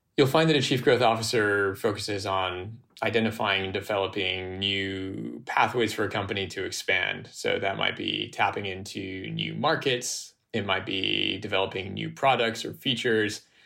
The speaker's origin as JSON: {"language": "English", "country": "United States", "tie": "born or raised there", "said": "I grew up in a mixed race, dual nationality household in the US"}